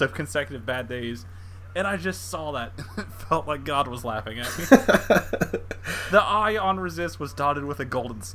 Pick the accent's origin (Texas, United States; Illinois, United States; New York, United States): Texas, United States; here in my home state of Texas